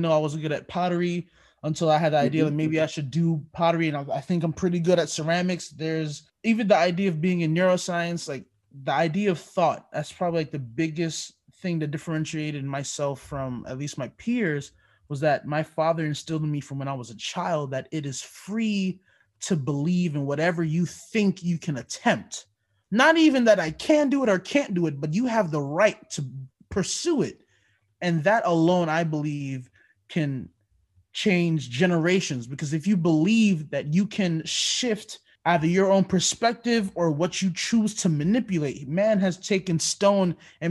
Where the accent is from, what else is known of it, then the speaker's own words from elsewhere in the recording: Jamaica; moved away; So my dad, well, I'm Jamaican. We immigrated to this country, and he pretty much had to follow the books